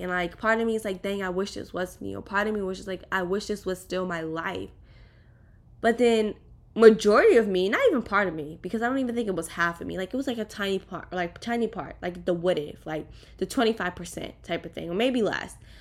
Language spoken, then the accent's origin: English; East Coast, United States; moved away as an adult; now in Miami, United States; I lived on the East Coast